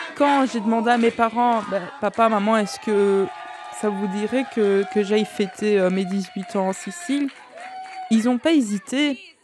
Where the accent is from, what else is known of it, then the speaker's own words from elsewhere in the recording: Brussels, Brussels-Capital Region, Belgium; je suis née à Bruxelles